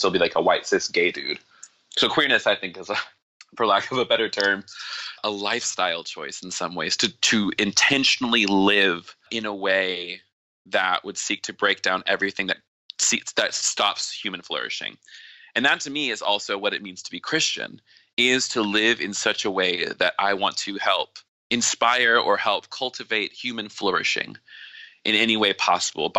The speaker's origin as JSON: {"language": "English", "region": "the South", "country": "United States", "tie": "born or raised there", "also_born_or_lived": "Atlanta, Georgia", "said": "I was born in the South, and so being born in the South means that you... even if you weren't evangelical yourself, you were exposed to evangelicalism."}